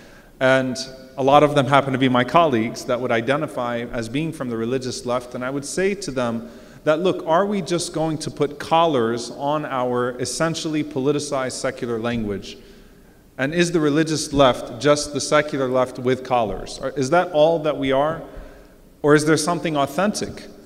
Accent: New Orleans, Louisiana, United States; now in Texas, United States; I'm from New Orleans. I live in Texas. I'm a Palestinian.

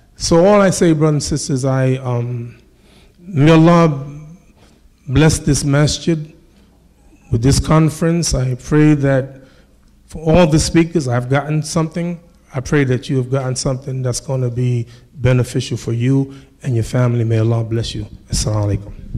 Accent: United States; This is my country. I'm American. I'm American.

